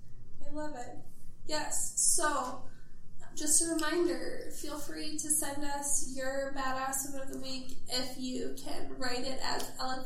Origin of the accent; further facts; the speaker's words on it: Forest Lake, Minnesota, United States; my hometown, Forest Lake, Minnesota.